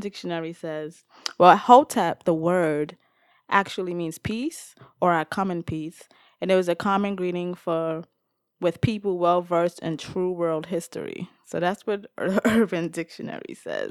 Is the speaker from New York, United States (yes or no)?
yes; New York City, New York, United States; where I grew up in the Bronx